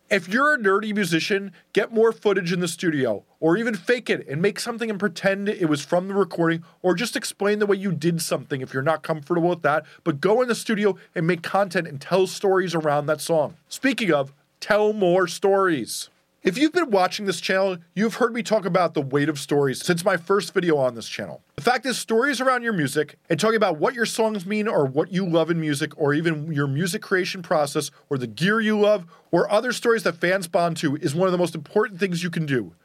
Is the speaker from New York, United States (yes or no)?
yes; New York, United States; accent: New York; my New York accent